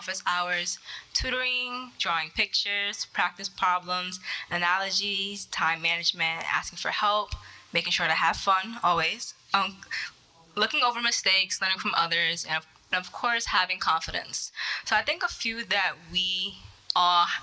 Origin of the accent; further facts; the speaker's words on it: New York, United States; I'm a senior at Hofstra University studying business management, and I'm from New York